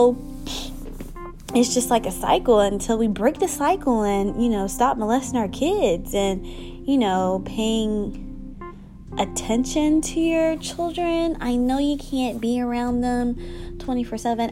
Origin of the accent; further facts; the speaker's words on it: United States; I'm African American